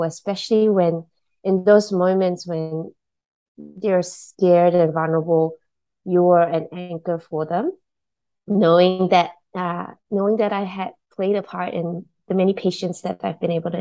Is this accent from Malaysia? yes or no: yes; Malaysia; also born or lived in Singapore; now in New Zealand; I grew up in Malaysia